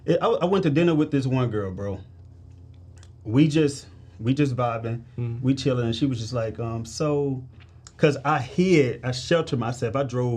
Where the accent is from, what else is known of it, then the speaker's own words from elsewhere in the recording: St. Louis, Missouri, United States; So I'm from St. Louis, Missouri, bro.